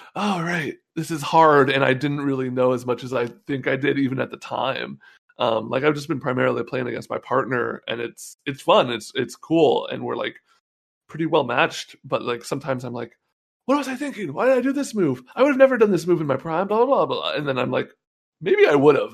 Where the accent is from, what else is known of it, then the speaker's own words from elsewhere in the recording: North Bay, California, United States; also born or lived in San Francisco; I've lived in the Bay my whole life. You know, I grew up in the North Bay